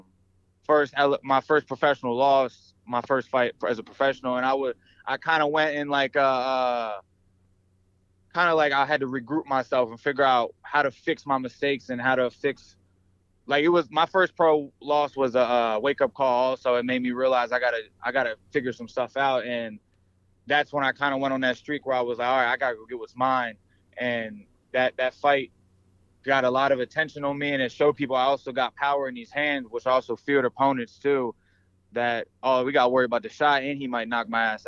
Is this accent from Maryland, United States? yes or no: yes; Baltimore, Maryland, United States; I'm from Baltimore